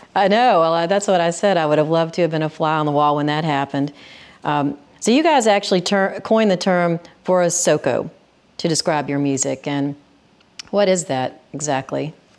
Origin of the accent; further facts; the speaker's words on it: Memphis, Tennessee, United States; I grew up in Memphis